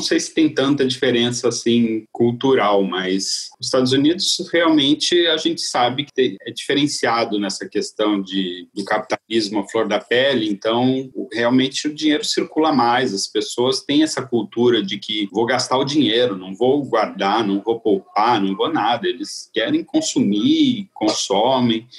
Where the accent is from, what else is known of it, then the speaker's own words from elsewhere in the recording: Santos, São Paulo, Brazil; moved away; eu sou de, de Santos, né, a cidade de praia